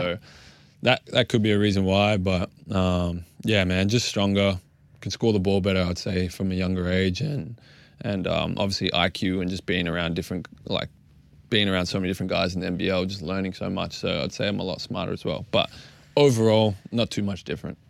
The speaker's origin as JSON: {"language": "English", "country": "Australia", "said": "being Australian"}